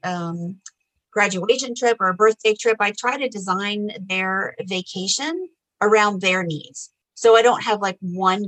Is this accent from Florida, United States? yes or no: yes; Orlando, Florida, United States; now in Florida, United States; born and raised in Orlando. I no longer live in Orlando, but I still live in Florida